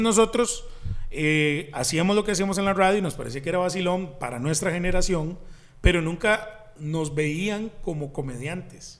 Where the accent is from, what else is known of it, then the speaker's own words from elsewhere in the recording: Desamparados, San José, Costa Rica; Yo soy de Desamparados, eh, nací en Desamparados.